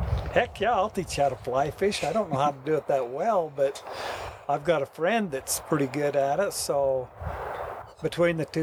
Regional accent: Boulder, Utah, United States; I enjoyed growing up in Boulder

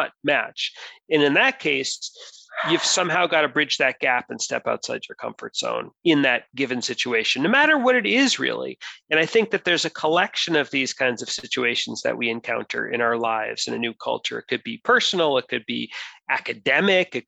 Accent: United States; I'm monocultural. I'm from the United States.

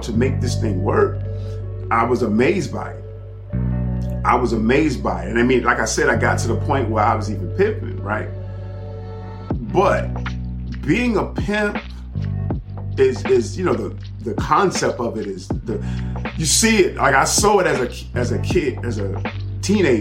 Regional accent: Miami, Florida, United States; I'm from Miami

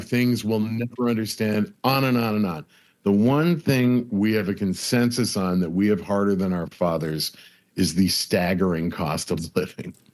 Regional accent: Buffalo, New York, United States; now in Los Angeles, United States; a bunch of guys I grew up with in Buffalo

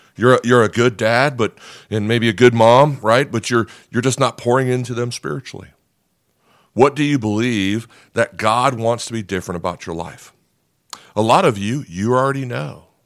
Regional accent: Nebraska, United States; I'm not a farm guy, even though I'm from Nebraska

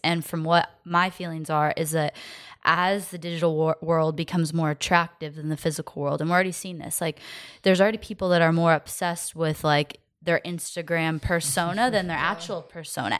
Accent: Phoenix, Arizona, United States; growing up in Phoenix

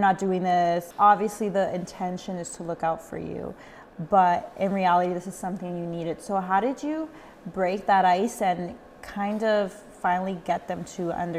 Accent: El Salvador; I'm from El Salvador, but I married a Guatemalan.

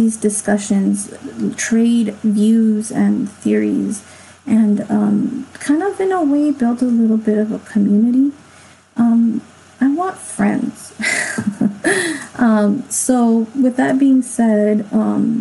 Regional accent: Los Angeles, California, United States; it was in my hometown. I'm from

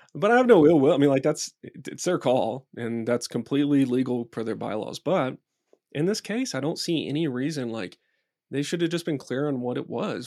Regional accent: Dallas, Texas, United States; now in Boulder, United States; I grew up in Dallas, I grew up in Texas

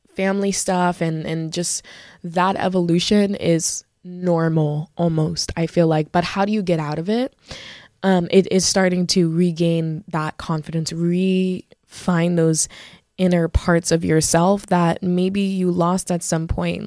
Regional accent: Broward County, Florida, United States; I grew up in Broward, I'm a Broward girly

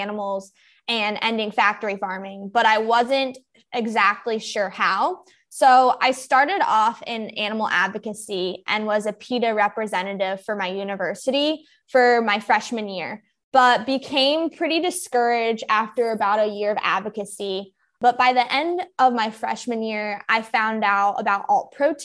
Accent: North Carolina, United States; I'm from North Carolina

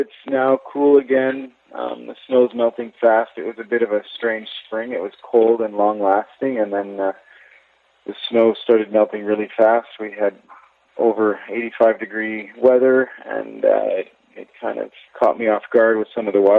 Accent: Montreal, Quebec, Canada; moved away as an adult; also born or lived in Yukon; now in Revelstoke, Canada; I grew up in Montreal, but I got west as soon as I could.

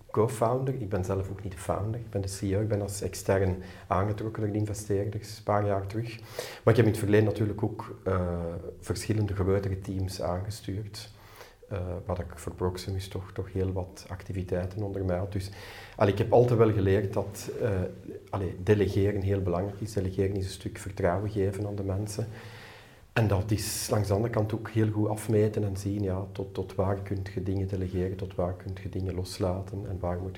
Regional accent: United States; Ik ben een Amerikaan, alles is heel goed maar ja, totdat je komt en dan blijkt het toch allemaal niet altijd zo goed te zijn.

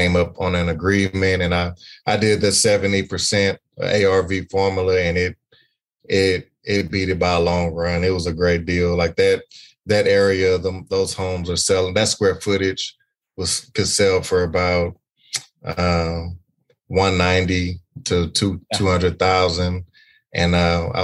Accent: Beaumont, Texas, United States; I'm from Beaumont, Texas.

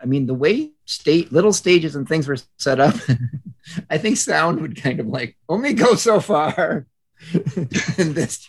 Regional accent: Crystal Lake, Illinois, United States; I'm from Crystal Lake

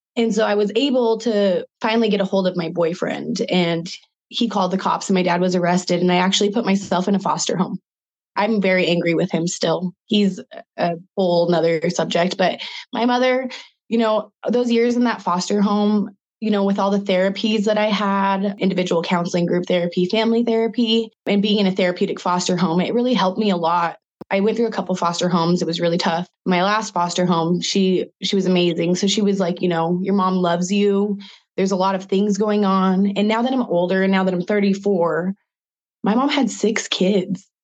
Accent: Spokane, Washington, United States; I'm from Spokane, Washington, and I'm a local artist

